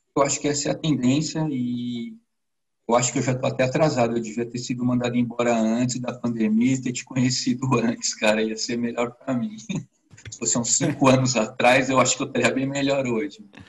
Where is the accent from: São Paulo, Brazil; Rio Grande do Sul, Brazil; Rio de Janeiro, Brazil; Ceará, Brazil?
São Paulo, Brazil; also born or lived in Cotia; eu sou de São Paulo, onde eu moro no município da Grande São Paulo chamado Cotia